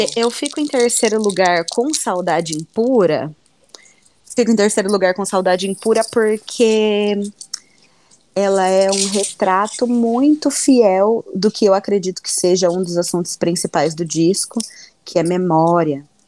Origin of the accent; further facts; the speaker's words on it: Londrina, Paraná, Brazil; now in Curitiba, Brazil; Eu sou londrinense, sou pé vermelho, sou jacu, sou do interior